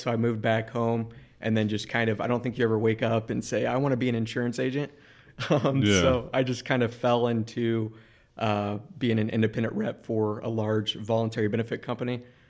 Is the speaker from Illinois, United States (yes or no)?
yes; Jacksonville, Illinois, United States; So I grew up in Jacksonville, Illinois. I went to school at Illinois State, majored in marketing, minored in sales.